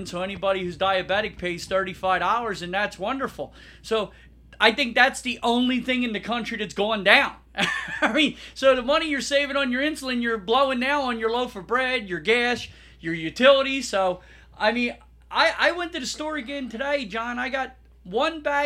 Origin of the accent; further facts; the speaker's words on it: New Jersey, United States; I'm from South Jersey